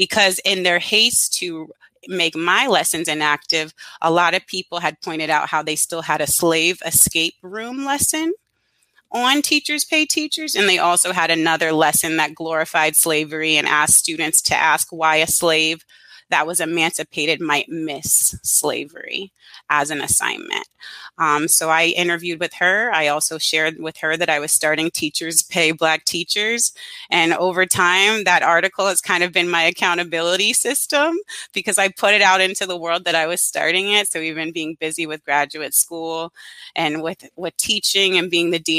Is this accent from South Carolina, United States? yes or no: yes; Charleston, South Carolina, United States; I'm originally from Charleston, South Carolina. And as a child, I had the opportunity to participate with Wings for Girls